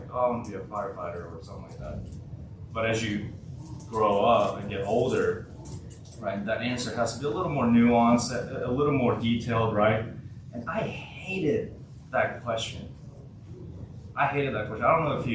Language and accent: English; Martin, Tennessee, United States; also born or lived in South Korea; I was born in South Korea. I moved to the United States in 2006 when I was 9 years old to a little place called Martin, Tennessee.